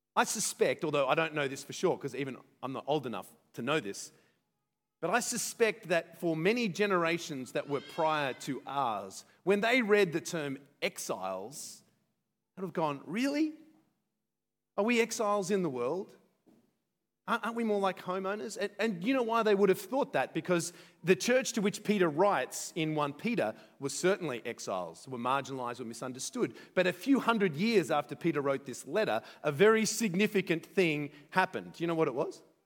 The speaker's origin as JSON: {"language": "English", "country": "Australia", "said": "as Australian"}